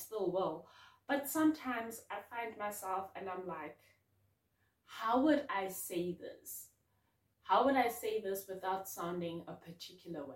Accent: Bloemfontein, Free State, South Africa; now in Cape Town, South Africa; I'm from Bloom

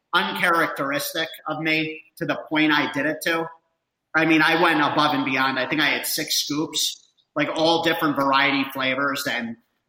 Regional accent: New Jersey, United States; now in Denver, United States; We're all from Jersey

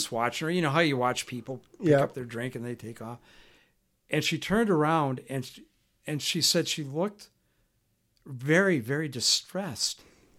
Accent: California, United States; I'm from California, and we've learned that you have to use other devices, paper things or whatever.

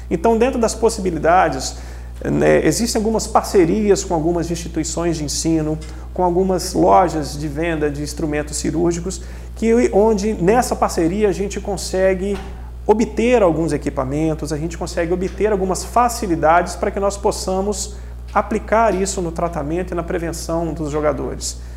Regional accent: Juiz de Fora, Minas Gerais, Brazil; born there; eu sou nascido em Crado, Juiz de Fora. E eu sou um torcedor, cara, do futebol de Juiz de Fora.

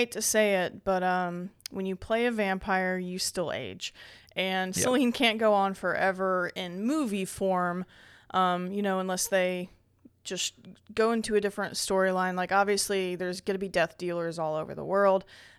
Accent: Indiana, United States; We're from Indiana, so yeah, you know this that's is how we do it.

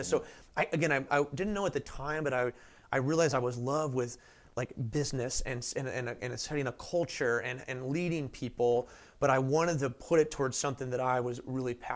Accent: St. Louis, Missouri, United States; born and raised in St. Louis, Missouri, always loved baseball, grew up a Cardinals fan.

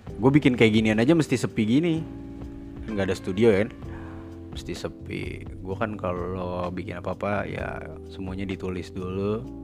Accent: Jakarta, Indonesia; accent: Jaksel; gue lahir di Jakarta Selatan

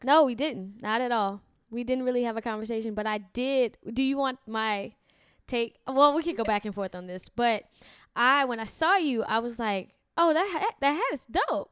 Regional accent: Lafayette, Louisiana, United States; I'm from Louisiana, Uh-huh. Lafayette, Louisiana, the, the actual south.

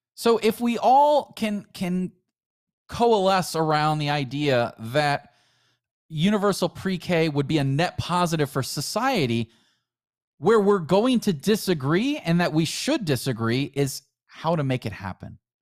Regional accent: United States; we're still all Americans

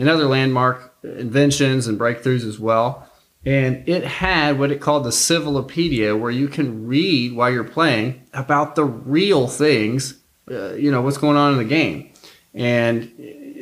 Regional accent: Worthington, Ohio, United States; I'm from Worthington, Ohio, which is a Columbus suburb, and I still live in the area here.

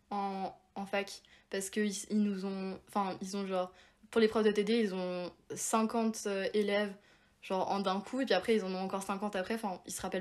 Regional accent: Provence-Alpes-Côte d'Azur, France; bah moi, du coup, donc je viens de Provence, Provence

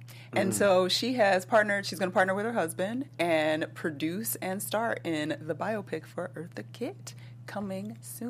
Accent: Georgia, United States; moved away; She has made her way to Georgia, my home state.

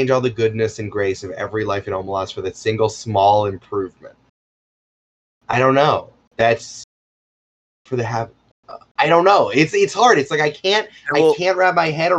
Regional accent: United States

